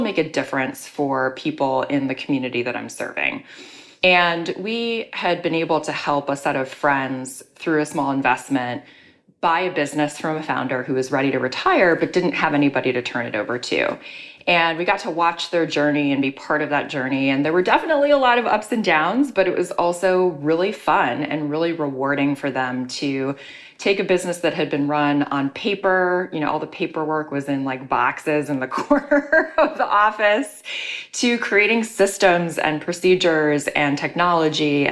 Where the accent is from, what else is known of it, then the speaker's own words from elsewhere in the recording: Chicago, Illinois, United States; moved away as an adult; also born or lived in New York City; now in Chicago, United States; my hometown of Chicago